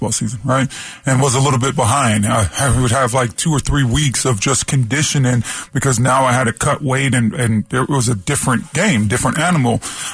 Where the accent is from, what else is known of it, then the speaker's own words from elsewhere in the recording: Toronto, Ontario, Canada; I played floor hockey growing up in Toronto a ton